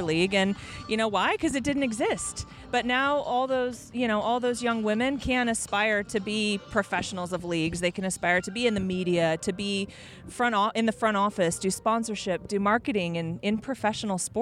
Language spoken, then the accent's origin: English; Tucson, Arizona, United States; growing up in Tucson